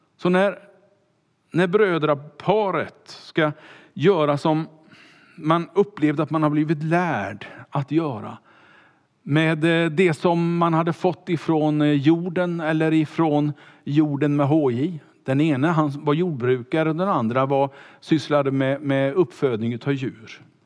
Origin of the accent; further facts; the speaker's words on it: Kungälv, Västra Götaland, Sweden; skulle bli pastor som 19-åring eh, hemma i Kungälv